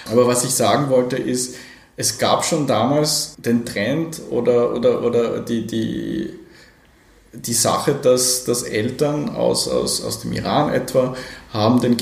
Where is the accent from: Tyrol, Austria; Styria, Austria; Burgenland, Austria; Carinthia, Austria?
Tyrol, Austria; Innsbruck; ich bin ja aufgewachsen am Stadtrand von Innsbruck, okay. äh, äh, sozusagen in den frühen 80ern. Wir sind also so 1980 nach Innsbruck gekommen